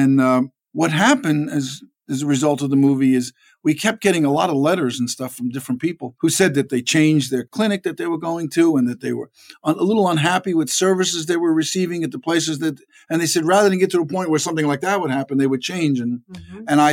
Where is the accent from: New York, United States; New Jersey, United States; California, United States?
New York, United States; New York City; also born or lived in Harlem, New York; I was born in Manhattan in a hospital on Madison Avenue and 85th Street